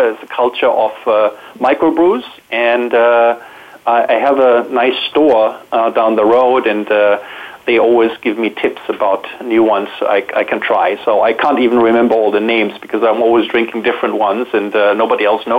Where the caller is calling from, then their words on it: South Shore Boston area, Massachusetts, United States; I'm calling in from the South Shore Boston area.